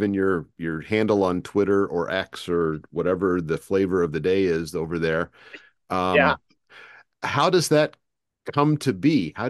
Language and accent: English; United States; I'm an American